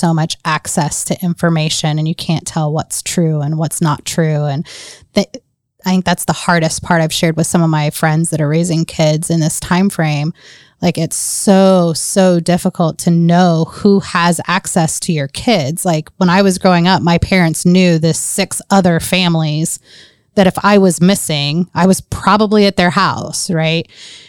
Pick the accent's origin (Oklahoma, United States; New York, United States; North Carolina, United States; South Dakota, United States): North Carolina, United States; I very much identify with being born south of the Mason-Dixie line, growing up in North Carolina. I grew up in a salt and pepper neighborhood.